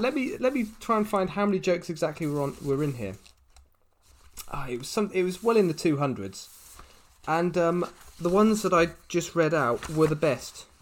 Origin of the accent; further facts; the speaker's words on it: United Kingdom; my hometown in the UK